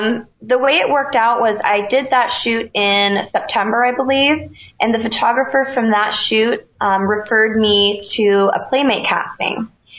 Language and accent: English; Connecticut, United States; I'm from Connecticut, so we're in between New York and Boston.